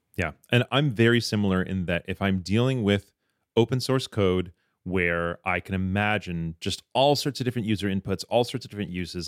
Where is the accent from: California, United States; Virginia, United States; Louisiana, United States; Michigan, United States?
Michigan, United States; I grew up in Michigan